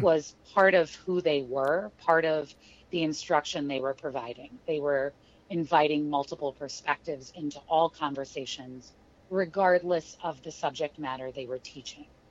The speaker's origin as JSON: {"language": "English", "town": "St. Louis", "region": "Missouri", "country": "United States", "tie": "born or raised there", "also_born_or_lived": "Kansas City, Missouri / Chicago", "moved": "as an adult", "said": "I grew up in St. Louis, Missouri"}